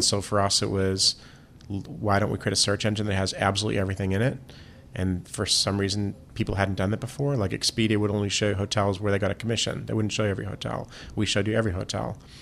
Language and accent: English; Boston, Massachusetts, United States; I grew up in Boston.